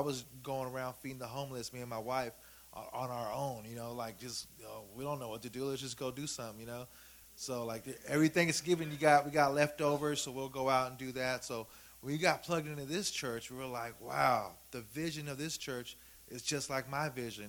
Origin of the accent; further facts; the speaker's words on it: Sacramento, California, United States; I'm from South Sac